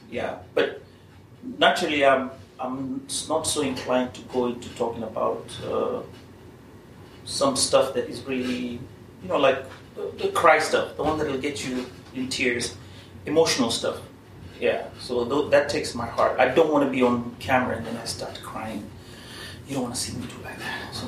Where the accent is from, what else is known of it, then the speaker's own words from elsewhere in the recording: Kenya; it's the same except that it offers you more than my home country, that is Kenya.